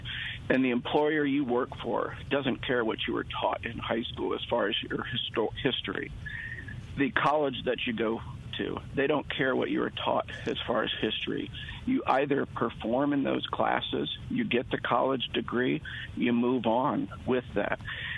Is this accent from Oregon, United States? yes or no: no; Mississippi, United States; I'm from Mississippi.